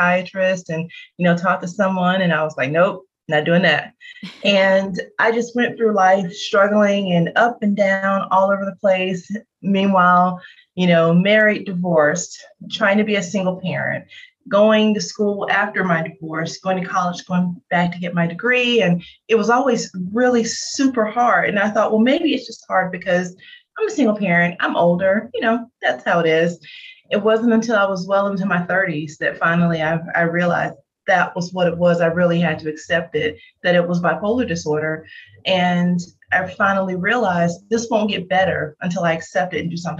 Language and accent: English; Augusta, Georgia, United States; I grew up in the Augusta, Georgia area